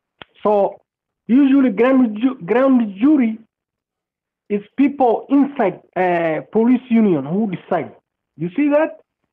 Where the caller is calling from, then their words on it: Arlington, Virginia, United States; I'm calling from Virginia. Arlington, Virginia.